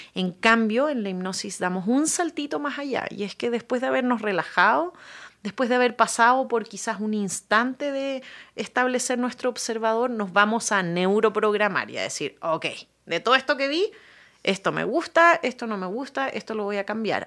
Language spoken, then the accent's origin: Spanish; Chile; yo nací en Chile